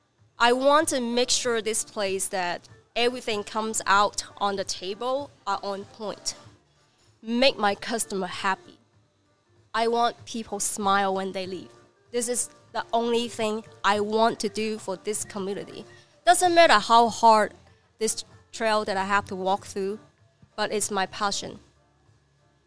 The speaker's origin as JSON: {"language": "English", "town": "Guangzhou", "region": "Guangdong", "country": "China", "tie": "born or raised there", "second_language": "English", "moved": "as an adult", "lives_now": "Redding, United States", "said": "I'm just a person that who lives in China for 32 years. I mean, I born and raised in China."}